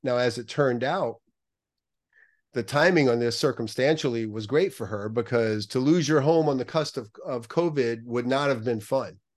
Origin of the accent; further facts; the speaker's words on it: New Orleans, Louisiana, United States; also born or lived in New York; now in Southern California, United States; I grew up right outside of New Orleans